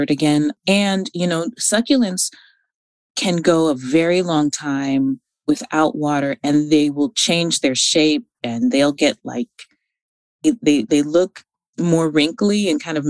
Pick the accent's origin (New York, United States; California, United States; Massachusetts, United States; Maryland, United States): California, United States; Northern; I'm from Northern California